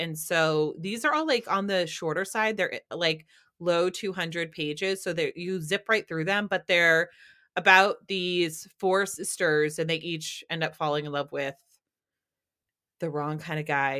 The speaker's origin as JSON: {"language": "English", "region": "New Hampshire", "country": "United States", "tie": "born or raised there", "said": "grew up in New Hampshire and we never had avocados."}